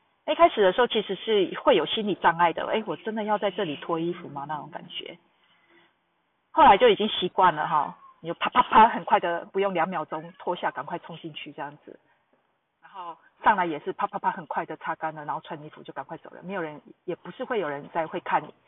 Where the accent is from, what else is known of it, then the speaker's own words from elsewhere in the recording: Taiwan; now in Tokyo, Japan; 我自己会告诉他们我是台湾人，